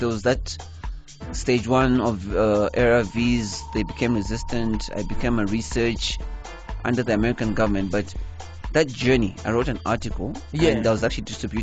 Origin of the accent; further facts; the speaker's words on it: Zambia; now in South Africa; I'm from Zambia